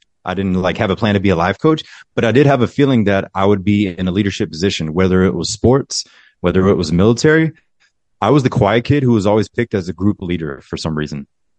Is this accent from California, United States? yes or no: no; Fort Stewart, Georgia, United States; born there; also born or lived in Germany; No, I was born in Fort Stewart, Georgia. There's an army base in Georgia. I want to say it's 45 minutes from Savannah. So I was born there. And then we moved to Germany, to a lot of the bases in Germany, because my mother's German and my dad was army as well.